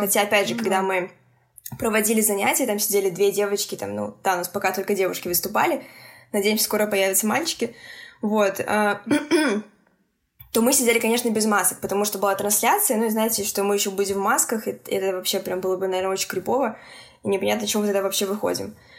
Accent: Minsk, Belarus; я из Минска, это Беларусь

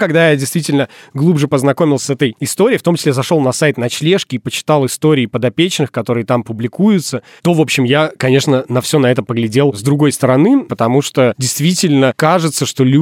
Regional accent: Izhevsk, Udmurtia, Russia; Да хуй вы, я из Ижевска.

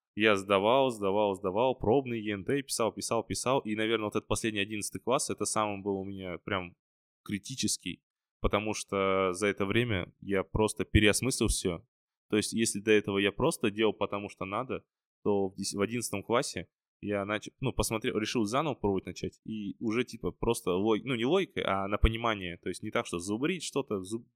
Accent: Karaganda, Karaganda Region, Kazakhstan; moved away; also born or lived in Almaty; я родом, получается, из Караганды

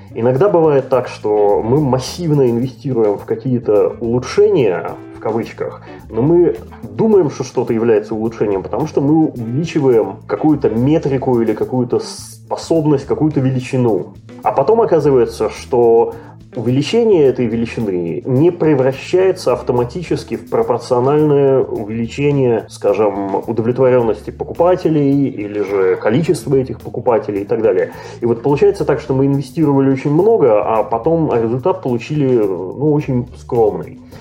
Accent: Saint Petersburg, Russia; also born or lived in North America; now in Canada; родом из России, Санкт-Петербурга и Ленинграда, но живу давным-давно в Северной Америке, а, последние годы в Канаде

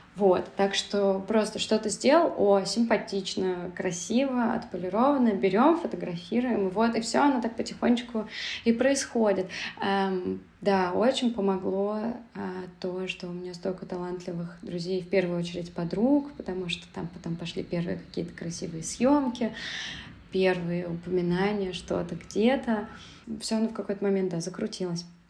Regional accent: Saint Petersburg, Russia; moved away as an adult; also born or lived in Moscow; now in Berlin, Germany; я родилась и выросла в Петербурге, и потом жила в Москве

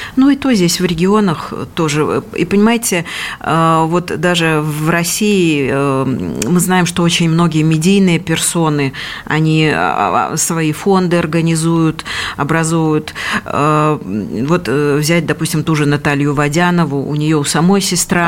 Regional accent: Belarus; moved away as an adult; now in Moscow Oblast, Russia; я, например, родилась и провела всю свое детство и юность до поступления в институт в этом маленьком городе, и поэтому он мне дорог

